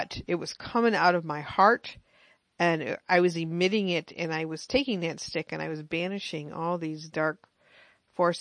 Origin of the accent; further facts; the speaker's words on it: United States; me being American